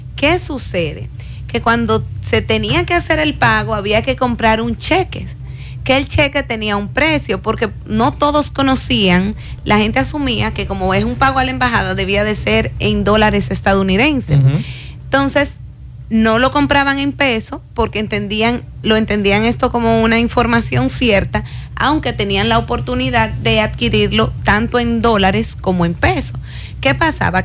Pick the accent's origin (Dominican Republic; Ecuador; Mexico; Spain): Dominican Republic; Cibao; los que somos del Cibao